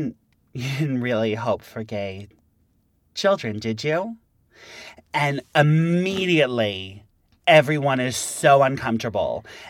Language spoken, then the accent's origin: English; New York, United States; I'm from here.